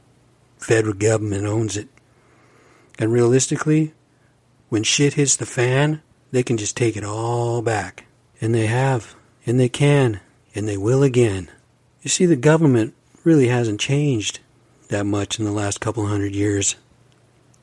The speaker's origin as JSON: {"language": "English", "country": "United States", "said": "I'm an American Indian"}